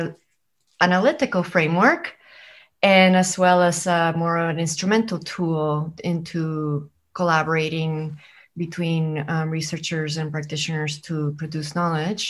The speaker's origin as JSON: {"language": "English", "town": "San Juan", "country": "Puerto Rico", "also_born_or_lived": "Flagstaff, Arizona", "said": "I am originally from San Juan, from Puerto Rico, but I am zooming in from Flagstaff, Arizona."}